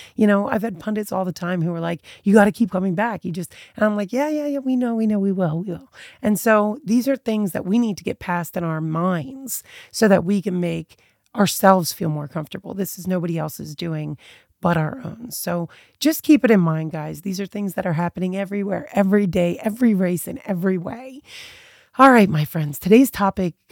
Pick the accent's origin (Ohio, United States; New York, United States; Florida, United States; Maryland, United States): Maryland, United States; Eastern Shore, Annapolis, Baltimore; I was raised on the Eastern Shore when I was little, moved to Annapolis, born in Baltimore, kind of all over as far as like where I grew up.